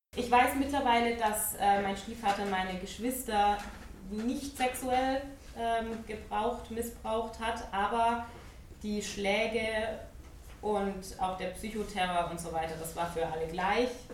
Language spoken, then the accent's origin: German; Ludwigsburg, Baden-Württemberg, Germany; ich bin in Ludwigsburg geboren, das ist bei Stuttgart und auch dort aufgewachsen